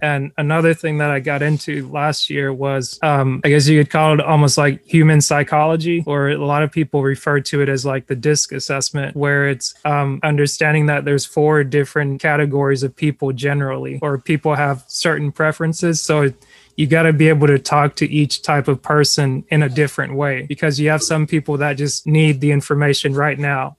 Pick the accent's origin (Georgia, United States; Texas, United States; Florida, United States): Georgia, United States; North; most of us were from Georgia, so like I was from North Georgia